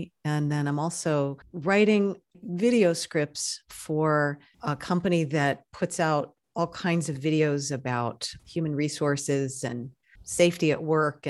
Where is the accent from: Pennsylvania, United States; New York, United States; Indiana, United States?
New York, United States; I'm originally a New Yorker from an extremely European family. Grew up in a French-speaking home, and I'm out here on the West Coast